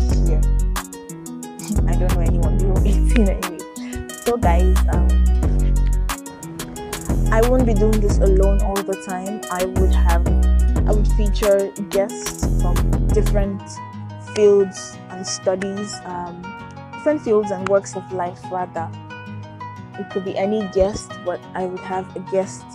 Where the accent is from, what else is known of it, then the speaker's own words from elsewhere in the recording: Nigeria; now in Philippines; I am a medical student in the Philippines, but I am originally from Nigeria